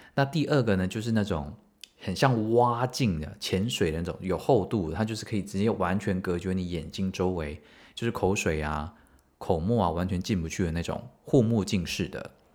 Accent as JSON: {"language": "Chinese", "country": "Taiwan", "said": "我们台湾人应该都蛮怕死的"}